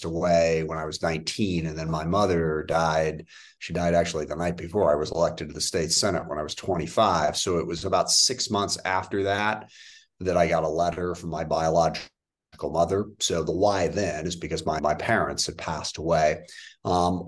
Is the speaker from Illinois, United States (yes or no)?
no; SeaTac, Washington, United States; I grew up in the SeaTac area south of Seattle.